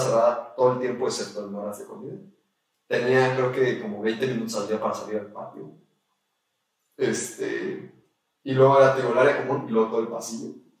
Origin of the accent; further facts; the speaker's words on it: Mexico; pues tenía un pasaporte mexicano y sí soy completamente mexicano